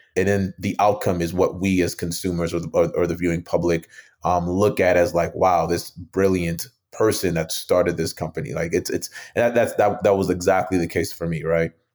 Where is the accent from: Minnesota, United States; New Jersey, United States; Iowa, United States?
Minnesota, United States; Mounds View; also born or lived in Nigeria / New Brighton, Minnesota; grew up in, uh, a suburb right outside of the Twin Cities in, in Minnesota called Moundsview, well, New Brighton and Moundsview